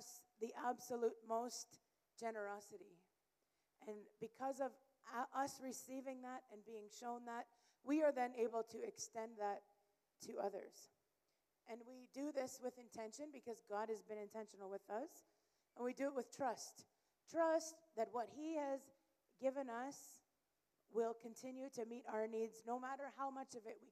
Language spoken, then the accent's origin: English; Canada; moved away as an adult; now in Malawi; I am originally from Canada, and I've been in Malawi since 2014 with our family